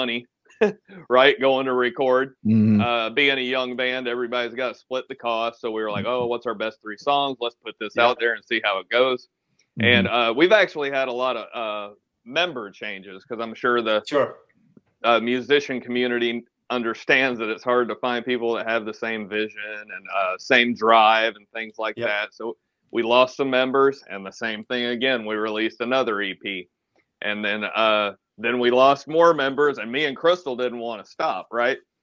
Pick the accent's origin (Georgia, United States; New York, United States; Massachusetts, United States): Georgia, United States; Atlanta; I'm from Atlanta